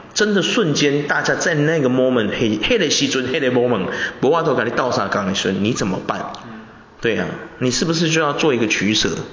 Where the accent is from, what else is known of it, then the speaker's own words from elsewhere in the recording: Taiwan; 我们台湾人